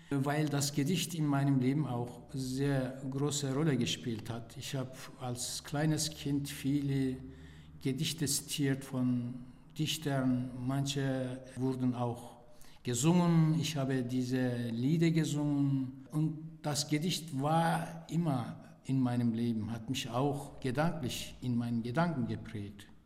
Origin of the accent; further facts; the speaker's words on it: Turkey; now in Germany; Kulturell bin ich äh, natürlich in der Türkei aufgewachsen aber kulturell lebe ich auch hier